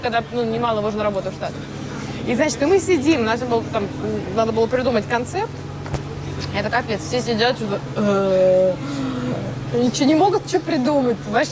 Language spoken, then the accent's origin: Russian; Norilsk, Krasnoyarsk Krai, Russia; moved away; в 8 э, лет я сидела в городе Норильск